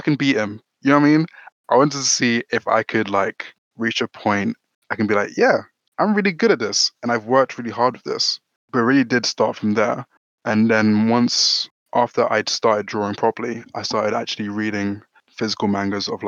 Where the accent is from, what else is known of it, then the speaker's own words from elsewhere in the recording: London, United Kingdom; So I was born in London, born and raised in South London